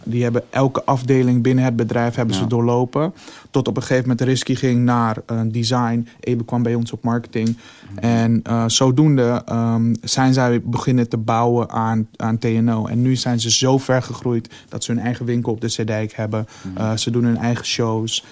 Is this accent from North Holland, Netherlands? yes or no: yes; Amsterdam, North Holland, Netherlands; wij komen uit Amsterdam